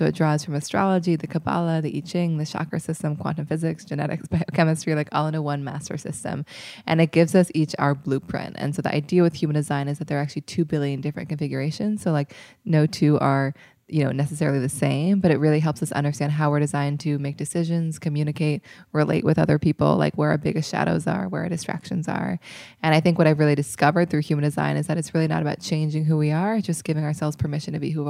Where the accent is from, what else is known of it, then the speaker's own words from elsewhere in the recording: Seattle, Washington, United States; now in New York, United States; I'm 29 years old and I'm from Seattle, Washington.